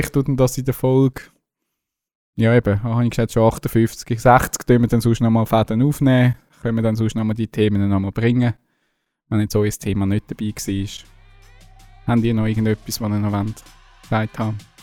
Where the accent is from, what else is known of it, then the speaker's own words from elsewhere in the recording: Zurich, Switzerland; Als Zürcher